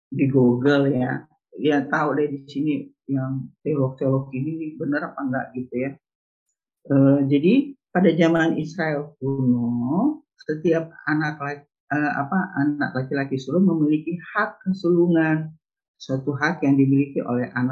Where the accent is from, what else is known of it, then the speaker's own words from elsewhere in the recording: Manado, North Sulawesi, Indonesia; kalau kita orang Nado bilangnya brenebon ya